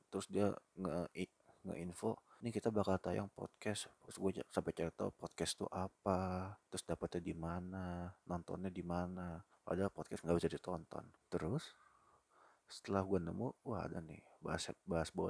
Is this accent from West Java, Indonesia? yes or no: yes; Bekasi, West Java, Indonesia; sebagai penduduk kota Bekasi, ini gue orang Bekasi yang kerja di Jakarta